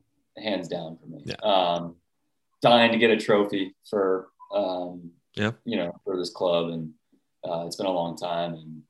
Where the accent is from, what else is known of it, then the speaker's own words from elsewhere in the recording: United States; And I'm American.